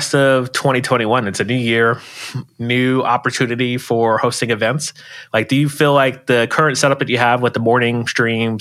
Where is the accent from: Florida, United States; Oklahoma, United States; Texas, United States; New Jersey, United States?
Florida, United States; moved away as an adult; now in Bay Area, United States; I'm originally from Florida